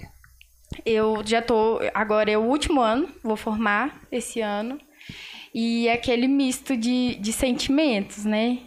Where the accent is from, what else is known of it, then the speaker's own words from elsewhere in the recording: Passa Tempo, Minas Gerais, Brazil; sou daqui de Passatempo